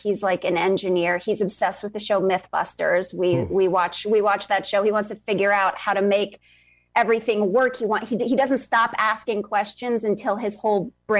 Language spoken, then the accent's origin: English; New York, United States; born or raised there; also born or lived in Virginia